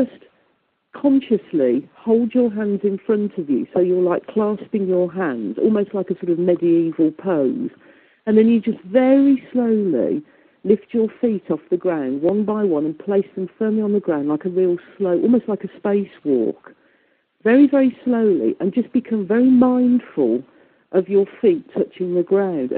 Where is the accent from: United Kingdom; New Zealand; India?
United Kingdom; Midlands; accent: Midlands; I've got a very Midlands accent